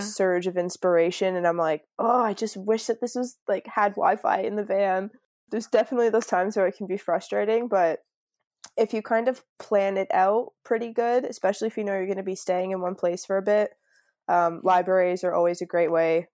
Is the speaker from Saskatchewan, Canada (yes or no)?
no; Niagara Falls, Ontario, Canada; moved away as an adult; also born or lived in Field, British Columbia / Fremantle, Australia; now in Byron Bay, Australia; I'm from Niagara Falls, so it's, like, right on the border